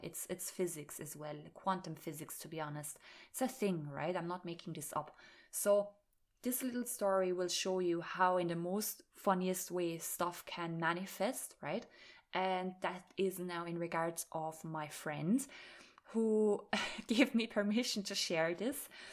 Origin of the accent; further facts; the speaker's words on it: Austria; moved away as an adult; also born or lived in Ireland; I was talking German to them because I am from Austria